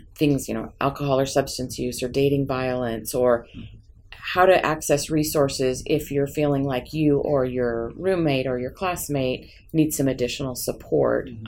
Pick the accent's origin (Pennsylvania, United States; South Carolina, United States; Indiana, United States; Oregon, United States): Oregon, United States; Portland; I grew up in Portland